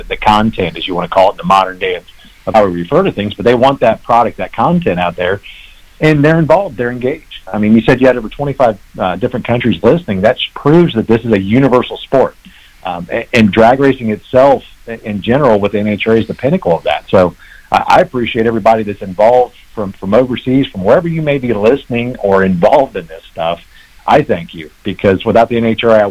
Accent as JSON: {"language": "English", "region": "Ohio", "country": "United States", "also_born_or_lived": "Athens, Georgia", "moved": "as an adult", "said": "I'm originally from Ohio"}